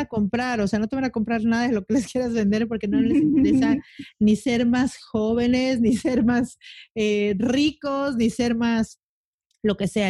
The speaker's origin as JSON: {"language": "Spanish", "region": "Mexico City", "country": "Mexico", "moved": "yes", "lives_now": "Cancún, Mexico", "said": "Yo soy de la Ciudad de México, me, cambié a Cancún."}